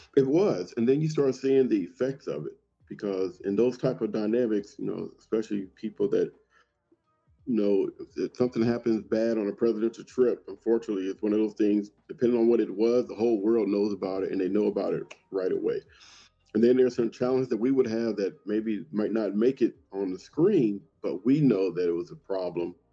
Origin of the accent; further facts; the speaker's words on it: Compton, California, United States; growing up in Compton